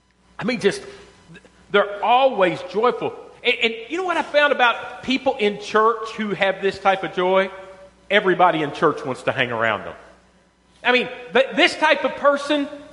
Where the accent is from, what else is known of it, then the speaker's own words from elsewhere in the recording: Western Kentucky, United States; I was from Western Kentucky